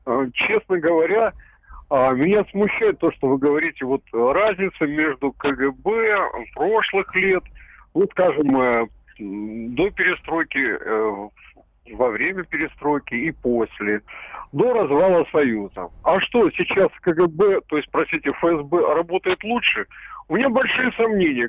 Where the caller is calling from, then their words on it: Stavropol, Stavropol Krai, Russia; я звоню из Ставрополя